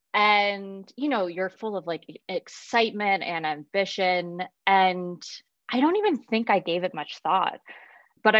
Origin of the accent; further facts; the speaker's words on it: Florida, United States; I'm from Florida. I grew up in a very small town.